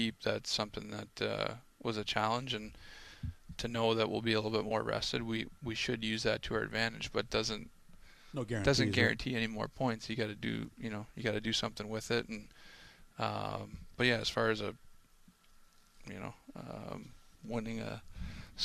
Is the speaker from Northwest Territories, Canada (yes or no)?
no; Cole Harbour, Nova Scotia, Canada; We're from Cole Harbour, but Cole Harbour's in Dartmouth.